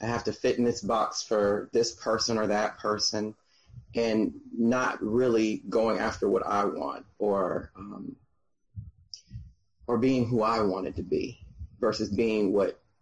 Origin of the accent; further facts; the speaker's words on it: Atlanta, Georgia, United States; moved away as an adult; now in Melbourne, Florida, United States; I'm from Atlanta, Georgia. Been there since